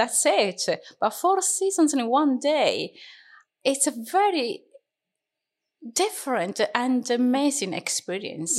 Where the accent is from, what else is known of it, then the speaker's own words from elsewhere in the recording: Catania, Sicily, Italy; English is a second language; moved away as an adult; now in Darlington, United Kingdom; my country is italy I was born in Sicily, in a beautiful town, mm-hmm. actually, city called Catania.